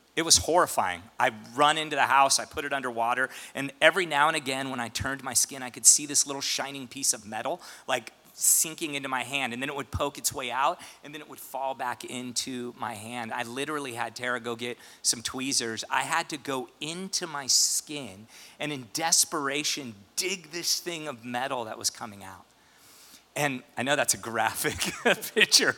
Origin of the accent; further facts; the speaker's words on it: St. Louis, Missouri, United States; moved away; I grew up in St. Louis